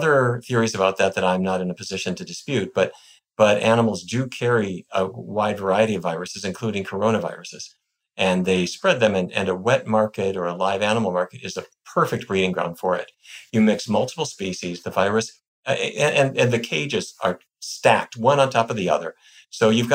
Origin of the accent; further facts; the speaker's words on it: Fargo, North Dakota, United States; now in Washington, D.C., United States; I grew up in North Dakota in a town called Fargo.